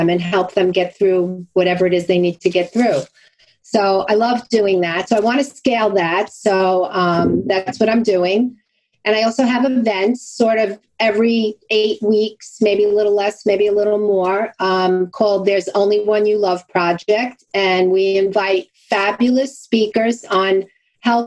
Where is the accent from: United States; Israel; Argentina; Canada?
United States; Long Island, New York; accent: Brooklyn sort of Long Island; also born or lived in Brooklyn, New York; I was born in Brooklyn and I'm proud to have my Brooklyn sort of Long Island accent because that's where I'm from. I'm from Long Island